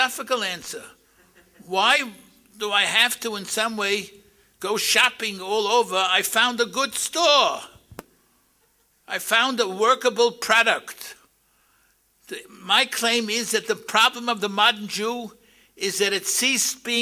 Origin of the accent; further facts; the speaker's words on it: New York City, New York, United States; I grew up in Brownsville